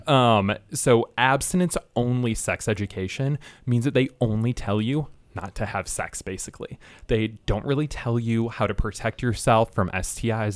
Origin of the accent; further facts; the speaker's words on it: Michigan, United States; I'm from Michigan.